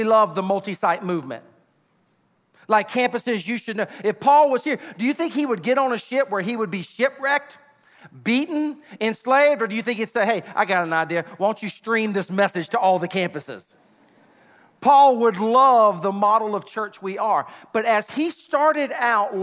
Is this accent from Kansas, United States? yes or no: no; Sumter, South Carolina, United States; That's where my family was originally from, even though I grew up in Sumter